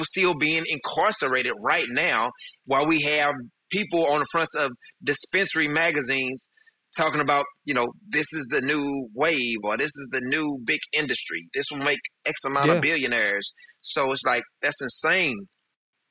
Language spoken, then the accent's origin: English; St. Louis, Missouri, United States; moved away as an adult; now in Texas, United States; we moved from St. Louis down to Texas, and so I'm in a totally different environment